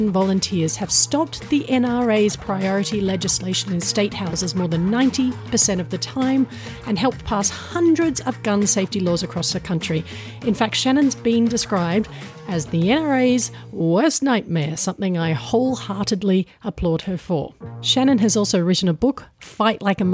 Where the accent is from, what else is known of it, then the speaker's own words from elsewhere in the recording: Australia; I'm Australian and that my husband is American